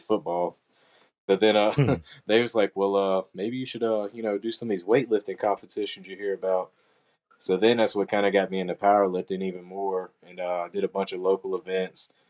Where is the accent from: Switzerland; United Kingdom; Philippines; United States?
United States; Roanoke, Virginia; also born or lived in Vinton, Virginia; I'm from Roanoke, Virginia, born and raised